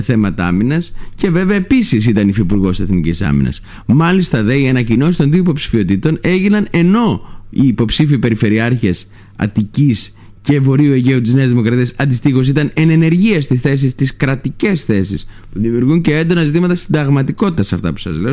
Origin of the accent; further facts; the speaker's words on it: Lesbos, North Aegean, Greece; το χωριό μου, το Λέσβου